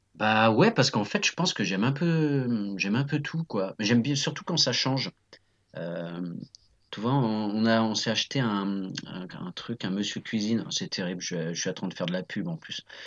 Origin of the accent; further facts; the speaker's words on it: Nantes, Pays de la Loire, France; also born or lived in Saint-Mars-du-Désert; je suis né à Nantes, j'ai vécu à Saint-Marc-du-Désert, euh, voilà, qui est une petite commune à côté de Nantes